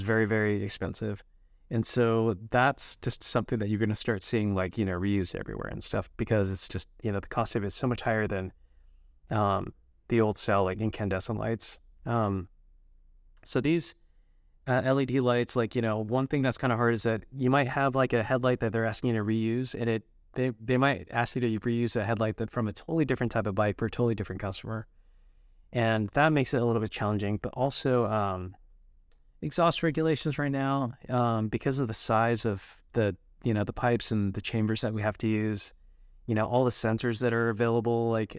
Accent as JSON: {"language": "English", "region": "Utah", "country": "United States", "tie": "born or raised there", "said": "my parents are Japanese. Even though I grew up in Utah, I still am, you know, really proud of my heritage and stuff."}